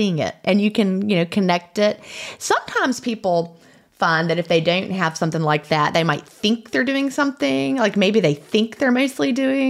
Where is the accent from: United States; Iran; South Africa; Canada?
United States; Augusta, Georgia; also born or lived in Atlanta; So like I came from Augusta, like I said, and of course we would always go through Atlanta. So I lived in Atlanta for a while, then Augusta